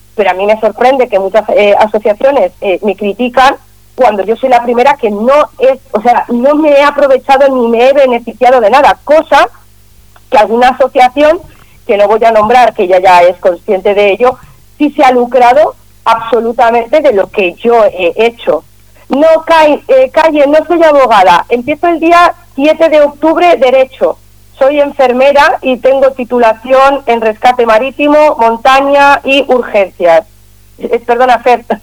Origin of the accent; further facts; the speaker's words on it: Catalonia, Spain; soy catalana